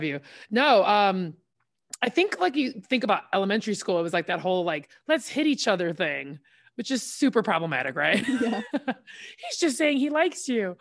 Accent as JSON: {"language": "English", "town": "Hammond", "region": "Indiana", "country": "United States", "tie": "born or raised there", "said": "Northwest Indiana, Hammond, Indiana."}